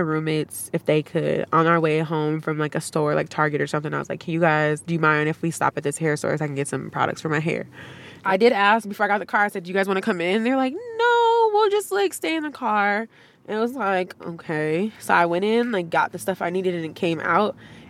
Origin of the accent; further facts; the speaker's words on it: Frogtown, United States; Talking with him, I found out that he was from the same place as me, so I grew up in Frogtown.